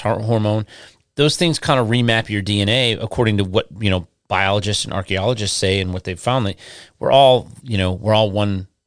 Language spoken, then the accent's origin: English; Westland, Michigan, United States; also born or lived in Inkster, Michigan; where I grew up in Michigan, um, I grew up in, uh, I lived in, my parents lived in Westland